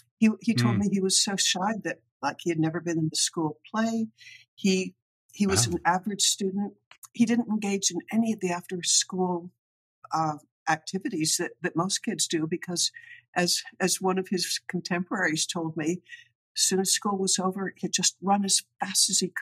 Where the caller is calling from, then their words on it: Salisbury, Maryland, United States; Salisbury, Maryland, which is where Perdue headquarters is.